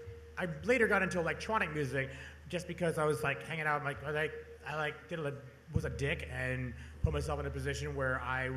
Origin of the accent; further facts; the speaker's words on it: Portland, Oregon, United States; also born or lived in Eugene, Oregon / Overbrook; I moved here in 8th grade. So I consider myself, I grew up in Eugene. I was raised, I can't say I was raised in Eugene, I grew up in Portland.